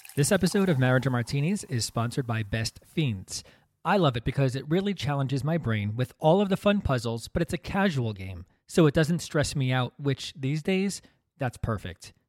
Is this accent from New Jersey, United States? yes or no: yes; New Jersey, United States; also born or lived in Brooklyn, New York; I was born in Brooklyn, only lived there for the first year of my life. things were not great financially for me and my family. We moved out to New Jersey